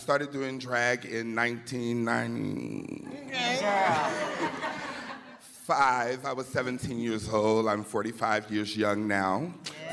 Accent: New Orleans, Louisiana, United States; I'm from New Orleans, Louisiana, the city of sin where the women are women and so are the men

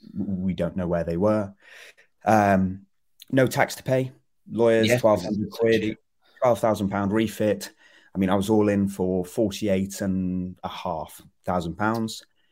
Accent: Gloucester, South West England, United Kingdom; now in London, United Kingdom; my folks are in Gloucester. So I grew up there working in London.

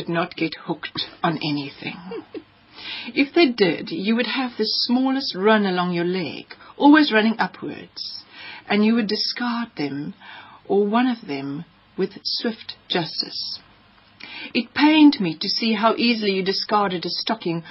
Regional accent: South Africa; also born or lived in Namibia; I'm archetypally South African

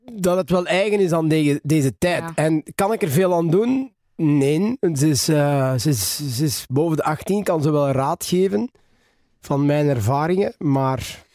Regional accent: Ninove, Flanders, Belgium; Ik ben geboren in Ninove. Geboren en getogen. Ik woon er nog altijd.

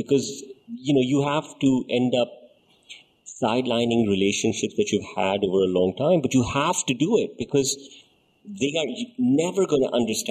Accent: Dubai, United Arab Emirates; We grew up in Dubai

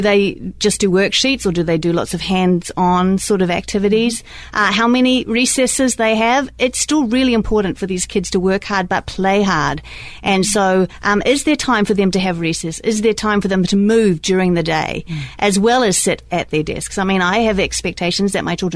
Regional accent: New Zealand; moved away as an adult; now in Fridley, United States; I'm originally from New Zealand

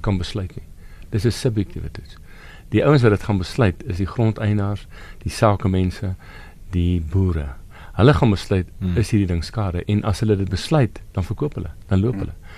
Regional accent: South Africa; as Suid-Afrikaners en as minderhede

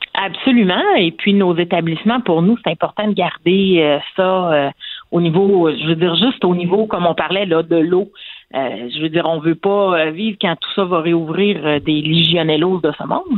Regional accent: Quebec, Canada; en tant que Québécois

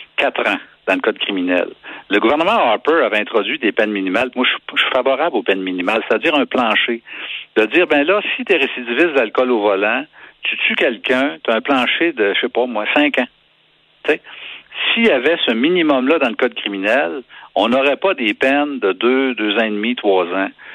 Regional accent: Quebec, Canada; Je suis un Québécois

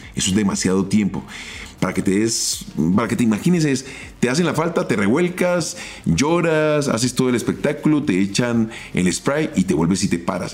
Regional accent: Colombia; nosotros como colombianos

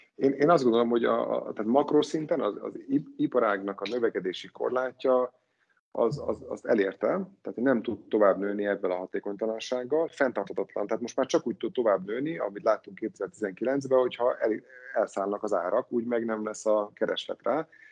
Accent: Hungary; mint magyar állampolgár

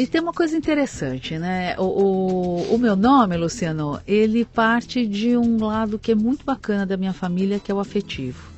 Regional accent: São Paulo, Brazil; Eu nasci em São Paulo.

